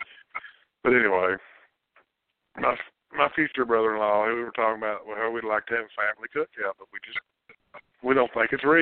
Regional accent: Kentucky, United States; I'm from Montgomery County, and and here's the funny thing.

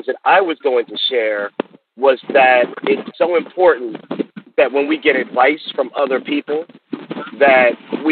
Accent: Baltimore, Maryland, United States; I'm from Baltimore, Maryland

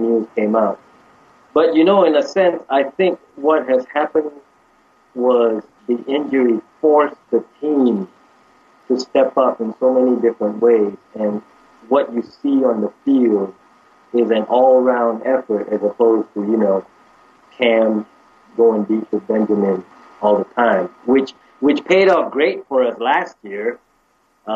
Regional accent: Malaysia; now in United States; I was born and raised in Malaysia

